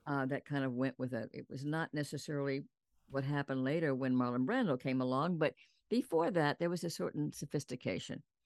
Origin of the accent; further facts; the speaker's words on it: San Antonio, Texas, United States; I was born and raised in San Antonio, Texas